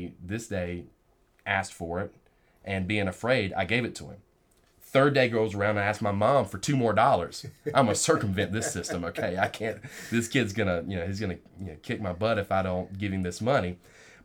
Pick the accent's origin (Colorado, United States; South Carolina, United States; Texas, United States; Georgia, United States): Georgia, United States; rural South; Young man growing up in Georgia. In rural South Georgia, right there in the heart of it